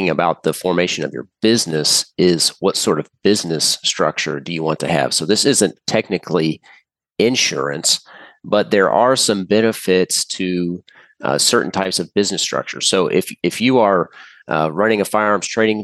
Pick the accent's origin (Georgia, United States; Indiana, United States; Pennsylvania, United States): Indiana, United States; I'm from Indiana